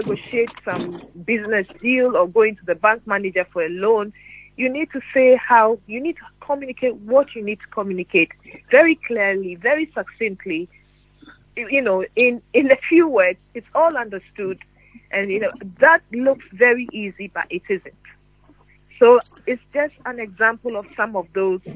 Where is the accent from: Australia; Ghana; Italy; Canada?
Ghana; moved away as an adult; now in United Kingdom; growing up in Ghana